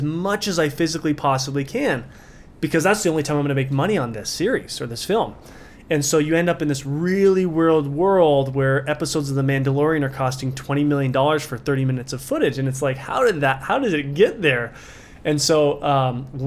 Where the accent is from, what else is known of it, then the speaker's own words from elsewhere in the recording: Burley, Idaho, United States; We're potato farmers from Burley, Idaho